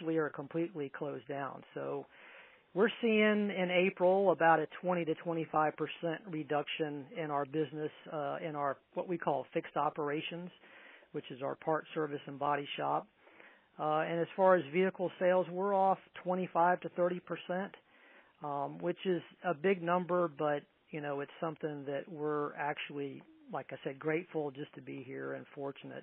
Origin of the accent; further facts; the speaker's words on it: Tampa, Florida, United States; moved away as an adult; now in Tallahassee, United States; I'm originally from the Tampa Bay area, born and raised in Tampa.